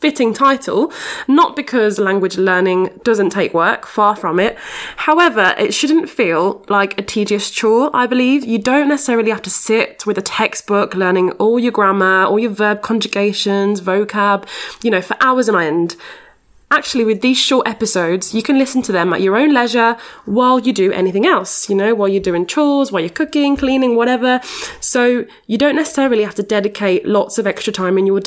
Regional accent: Barcelona, Catalonia, Spain; moved away; I'm originally from Barcelona with an English slash Irish dad and a Spanish slash Catalan mom.

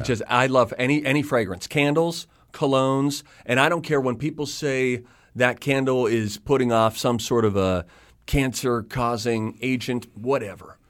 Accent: Pittsburgh, Pennsylvania, United States; moved away; I'm from Pittsburgh

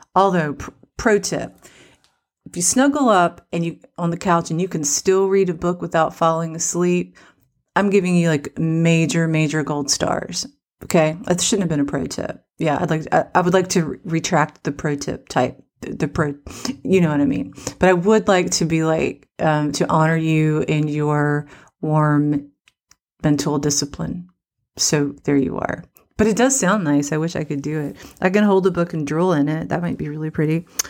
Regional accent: West Virginia, United States; I'm from West Virginia

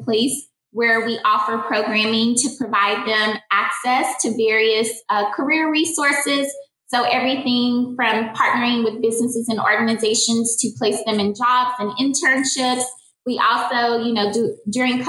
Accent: Kansas City, Missouri, United States; also born or lived in Louisiana; I moved to Kansas City when I was 10 and I moved from Louisiana

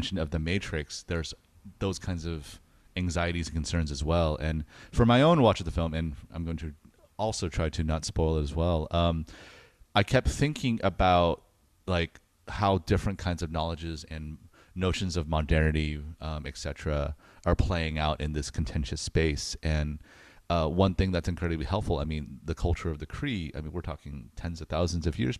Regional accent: United States; I'm American

